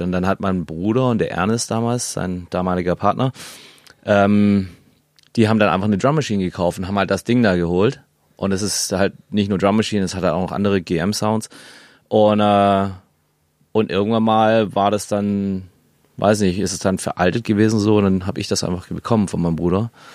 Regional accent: Germany; also born or lived in Canada / Hamburg; now in Berlin, Germany; Ich bin ja in Deutschland aufgewachsen

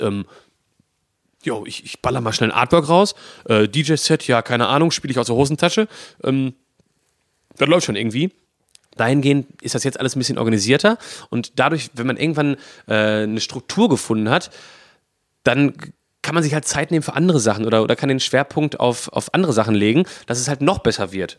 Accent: Bochum, North Rhine-Westphalia, Germany; moved away as an adult; now in Essen, Germany; ich bin ähm, in Bochum geboren und aufgewachsen

